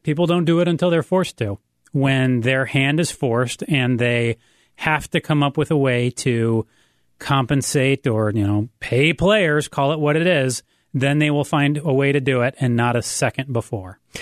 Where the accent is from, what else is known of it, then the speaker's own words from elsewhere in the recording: Ann Arbor, Michigan, United States; moved away; I grew up in Ann Arbor